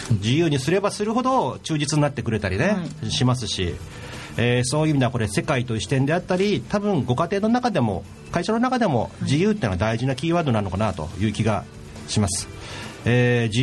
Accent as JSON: {"language": "Japanese", "region": "Oita", "country": "Japan", "said": "博多雑煮僕は大分人なん"}